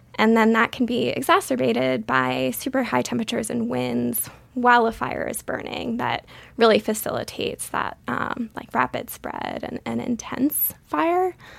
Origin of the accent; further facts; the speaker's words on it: Western Massachusetts, United States; moved away as an adult; also born or lived in Colorado; I grew up in Western Massachusetts in a small town there